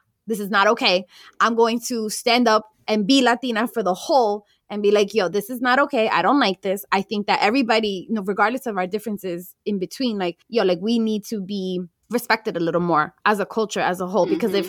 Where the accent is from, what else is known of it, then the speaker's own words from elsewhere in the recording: United States; In Colombia, like people can tell I'm American, but then when I open my mouth, they're like, oh my God, your Colombian accent.